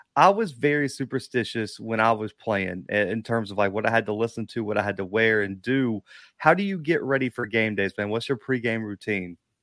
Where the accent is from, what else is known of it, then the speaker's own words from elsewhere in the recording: the South, United States; I'm from the South